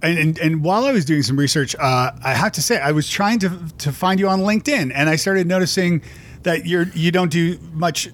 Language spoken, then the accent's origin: English; Toronto, Ontario, Canada; moved away as an adult; now in Nashville, United States; I'm from Toronto